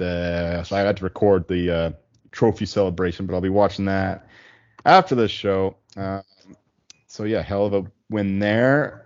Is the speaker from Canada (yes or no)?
yes; Chilliwack, British Columbia, Canada; also born or lived in Abbotsford; I grew up in Chilliwack, which is the town next door, and I lived a few years in Abbotsford as well